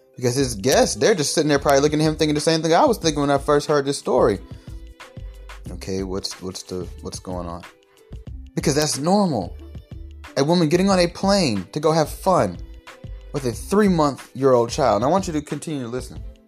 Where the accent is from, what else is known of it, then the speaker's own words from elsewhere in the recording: Atlanta, Georgia, United States; I'm from Atlanta